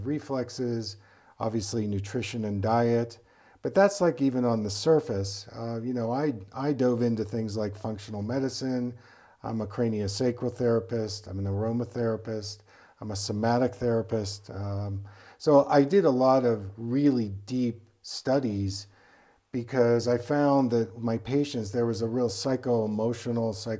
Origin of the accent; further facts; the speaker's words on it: East Coast, United States; I was from the East Coast